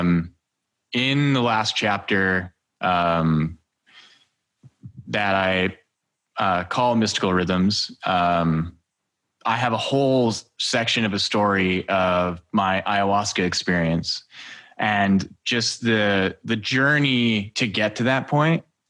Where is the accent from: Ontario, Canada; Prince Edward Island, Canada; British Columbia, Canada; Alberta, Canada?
Alberta, Canada; Edmonton; I was born in Edmonton, Alberta, and my parents are Serbian.